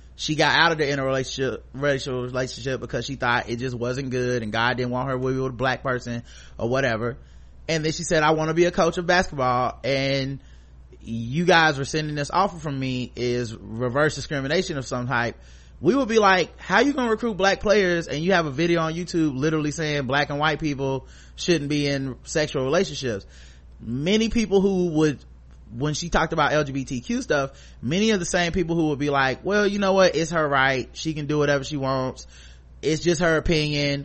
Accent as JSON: {"language": "English", "country": "United States"}